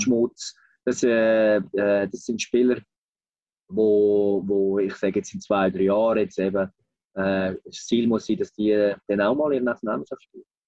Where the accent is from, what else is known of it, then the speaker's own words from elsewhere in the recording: Switzerland; bei uns in der Schweiz